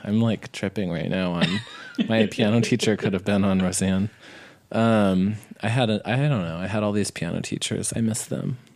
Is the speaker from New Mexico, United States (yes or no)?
yes; New Mexico, United States; I grew up in New Mexico.